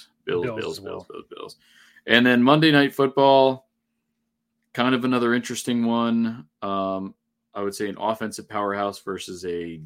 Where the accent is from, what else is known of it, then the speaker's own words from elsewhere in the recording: New England, United States; we're from New England